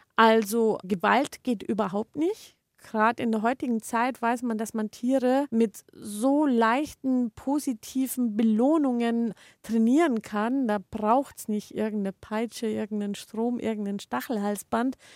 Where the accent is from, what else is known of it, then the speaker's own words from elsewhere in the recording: Germany; bei uns in Deutschland